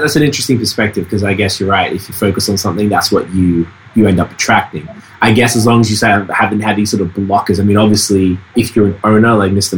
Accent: Melbourne, Victoria, Australia; now in Montreal, Canada; I'm from Melbourne, Australia

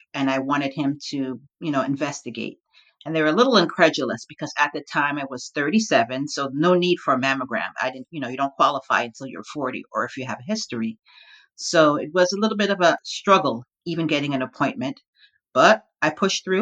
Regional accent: Long Island, New York, United States; also born or lived in Brooklyn, New York; I'm an unapologetic born New Yorker. I was born in Brooklyn, raised in the suburbs of Long Island.

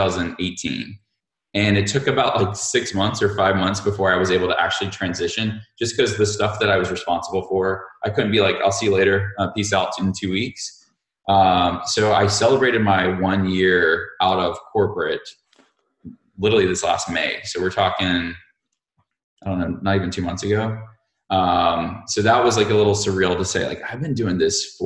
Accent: Montgomery, Alabama, United States; I grew up in Montgomery, Alabama

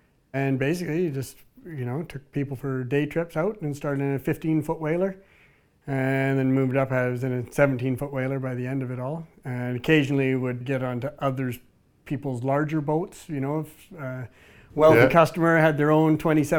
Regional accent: Quadra Island, British Columbia, Canada; now in Campbell River, Canada; I grew up on Quadra Island. I went to high school in Campbell River, so we took a ferry to school each morning and home each afternoon as Quadra Island kids. And then I moved to Campbell River in 2003.

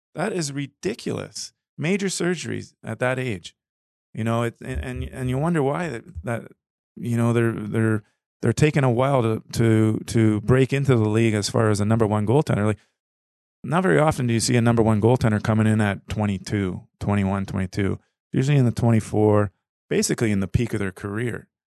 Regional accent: Toronto, Ontario, Canada; moved away as an adult; I grew up in Ontario, in Toronto area, but lived here, uh, longer, uh, through my adult.

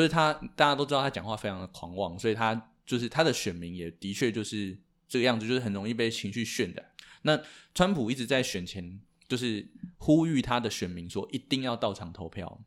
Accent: Taiwan; 我们身为台湾人

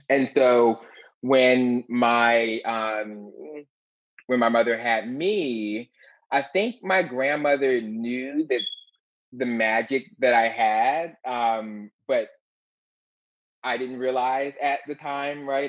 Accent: Philadelphia, Pennsylvania, United States; when I was a little baby queen growing up in West Philadelphia

